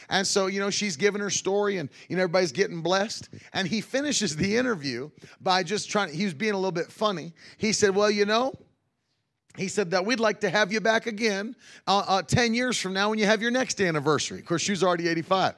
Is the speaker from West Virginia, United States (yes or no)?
yes; West Virginia, United States; moved away; growing up in West Virginia